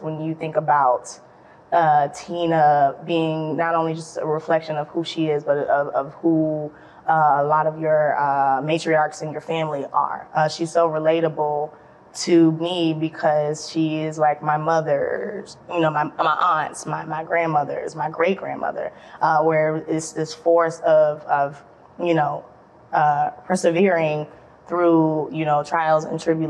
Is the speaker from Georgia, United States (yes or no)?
yes; Atlanta, Georgia, United States; also born or lived in Savannah, Georgia; I am a Georgia girl, Georgia peach, as people would say. I was born in Savannah, Georgia, raised in Atlanta.